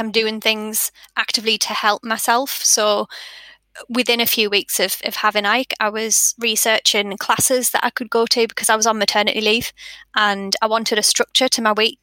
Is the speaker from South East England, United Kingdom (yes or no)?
no; Sunderland, North East England, United Kingdom; now in West Yorkshire, United Kingdom; we live in West Yorkshire and I'm from Sunderland